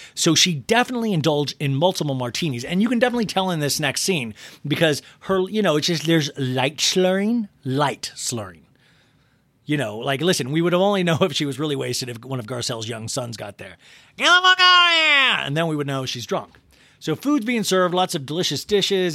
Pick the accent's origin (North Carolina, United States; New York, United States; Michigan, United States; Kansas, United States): Kansas, United States; I grew up in Kansas, and, like, I was in charge of shoveling the driveway